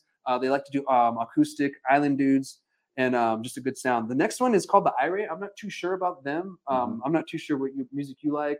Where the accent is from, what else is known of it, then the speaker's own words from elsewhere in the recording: Alamogordo, New Mexico, United States; I grew up in Alamogordo, so my whole life, American citizen.